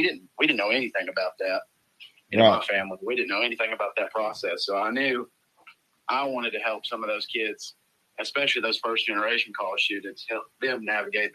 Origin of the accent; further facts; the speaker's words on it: Bulls Gap, Tennessee, United States; moved away as an adult; now in Knoxville, United States; I was born and raised in Greene County. Went to West Greene High School. Grew up in the small Greene County side of Bulls Gap